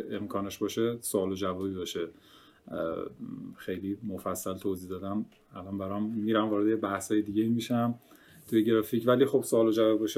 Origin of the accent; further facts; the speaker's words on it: Kerman, Kerman Province, Iran; born there; حتما آره من متولد کرمانم توی خانواده بزرگ شدم که هنری بودن همه پدرم خوشنویس بود